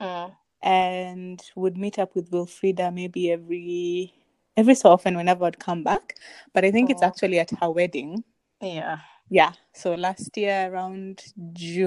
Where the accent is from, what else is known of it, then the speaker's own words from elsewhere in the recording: Kenya; I'm Kenyan in my 30s